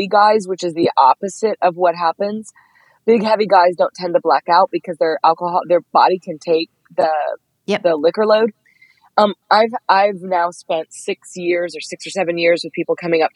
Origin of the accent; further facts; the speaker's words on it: Dallas, Texas, United States; I'm 5'2" and I'm from Dallas